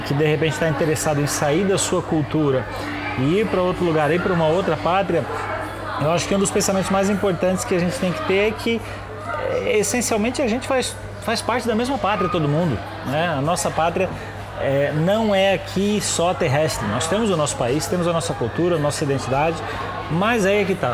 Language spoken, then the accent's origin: Portuguese; Brazil; moved away as an adult; now in China; nós que somos brasileiros e a gente tá aqui na China